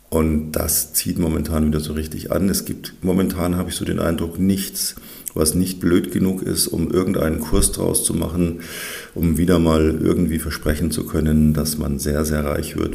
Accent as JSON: {"language": "German", "region": "Bavaria", "country": "Germany", "said": "Also was die im Norden so Hitzewelle nennen. Das ist bei uns in Bayern dann eher Frühsommer."}